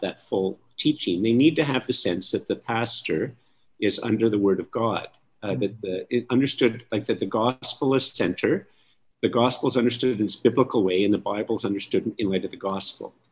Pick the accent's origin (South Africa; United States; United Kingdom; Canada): Canada; I'm very Canadian. I, I really am very Canadian